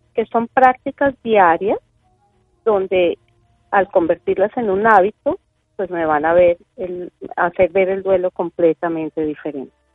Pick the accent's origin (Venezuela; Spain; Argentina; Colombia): Colombia; yo nací en Colombia